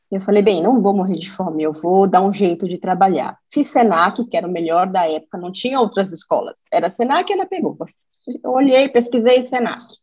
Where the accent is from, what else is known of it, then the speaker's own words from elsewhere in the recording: São Paulo, Brazil; É, eu sou de São Paulo, é, trabalho com.